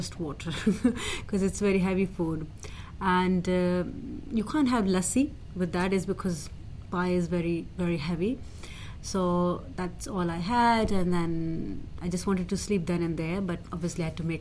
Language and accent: English; Pakistan; now in London, United Kingdom; I'm from Pakistan